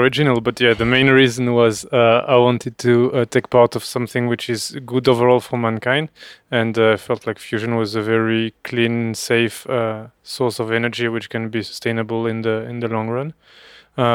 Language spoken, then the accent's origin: English; France; I'm from France.